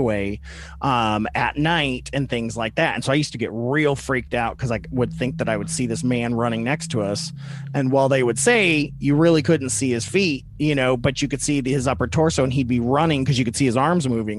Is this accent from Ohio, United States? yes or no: yes; Cleveland, Ohio, United States; also born or lived in Toledo; I grew up in Cleveland a little bit. My mom lived in Cleveland. My dad lived in Toledo